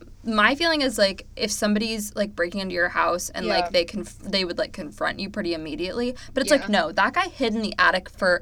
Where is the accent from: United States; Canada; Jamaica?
United States; California; Like, I'm at least from California.